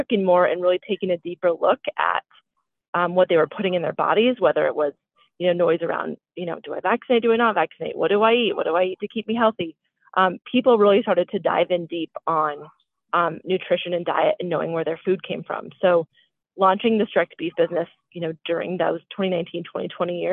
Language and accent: English; Colorado, United States; also born or lived in Connecticut; I grew up in Colorado with horses